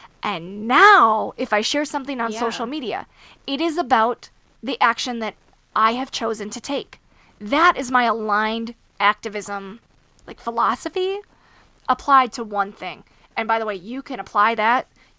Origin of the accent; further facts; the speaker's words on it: Midwest, United States; So I grew up with horses, right? I grew up in the Midwest. I grew up riding